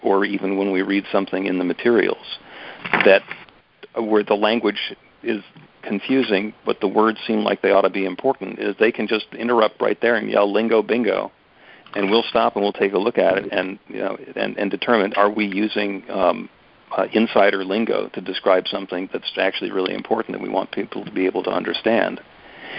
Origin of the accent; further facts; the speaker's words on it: New Jersey, United States; I grew up in North Jersey